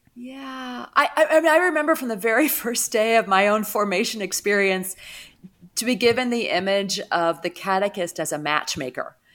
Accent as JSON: {"language": "English", "town": "St. Louis", "region": "Missouri", "country": "United States", "tie": "born or raised there", "moved": "yes", "lives_now": "Atlanta, United States", "said": "I grew up in the St. Louis area"}